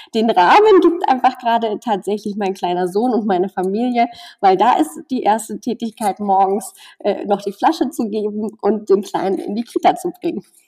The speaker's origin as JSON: {"language": "German", "area": "near Chemnitz", "region": "Saxony", "country": "Germany", "moved": "yes", "said": "ich komme aus der Nähe von Chemnitz"}